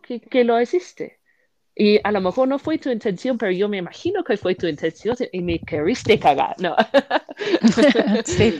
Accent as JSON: {"language": "Spanish", "country": "United Kingdom", "second_language": "Spanish", "moved": "yes", "said": "soy una británica"}